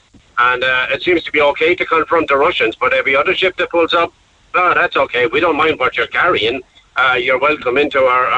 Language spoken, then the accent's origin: English; Tipperary, Munster, Ireland; I'm from Tipperary.